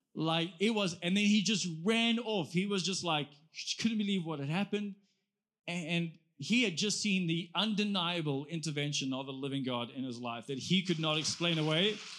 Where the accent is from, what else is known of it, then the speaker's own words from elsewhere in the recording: South Africa; I'm actually just from South Africa with a church